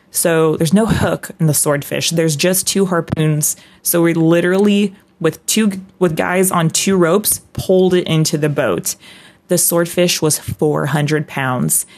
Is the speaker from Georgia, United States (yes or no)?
no; Aberdeen, Washington, United States; I'm a Northwest kid through and through. I mean, I was born in Aberdeen, Washington